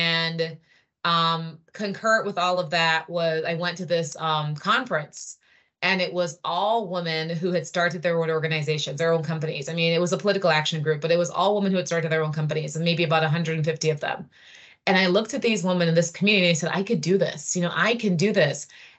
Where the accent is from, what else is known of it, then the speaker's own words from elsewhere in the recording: Jamaica; also born or lived in Trinidad and Tobago; But I grew up in the Caribbean and I lived in Jamaica and Trinidad. And then I went to Princeton University when I was 17.